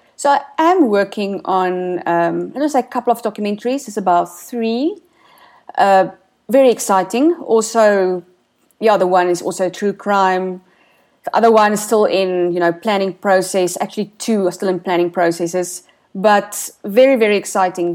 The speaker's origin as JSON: {"language": "English", "country": "South Africa"}